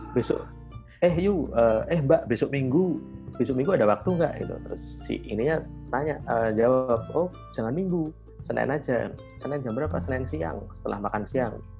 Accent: Java, Indonesia; aku punya privilege sebagai orang Jawa

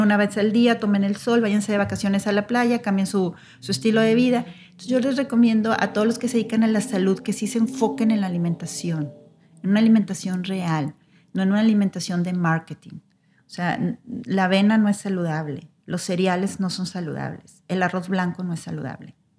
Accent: Mexico; nosotros como mexicanos

